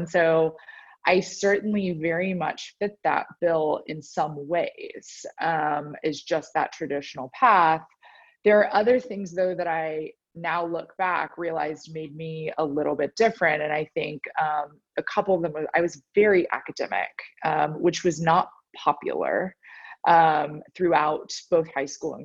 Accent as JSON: {"language": "English", "town": "Dallas", "region": "Texas", "country": "United States", "tie": "born or raised there", "also_born_or_lived": "Nashville, Tennessee / Boston, Massachusetts", "lives_now": "Austin, United States", "said": "I'm actually a Texan born and bred, so was born in Dallas, spent much of my life there. So obviously my whole youth until I went to college at Vanderbilt in Tennessee"}